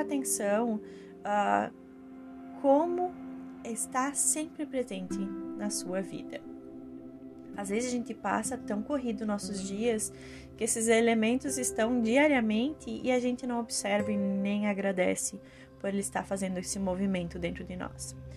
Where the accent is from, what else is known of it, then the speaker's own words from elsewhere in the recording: Rio Grande do Sul, Brazil; eu sou gaúcha